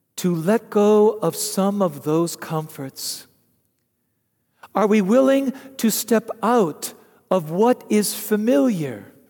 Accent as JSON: {"language": "English", "country": "United States", "said": "as an American"}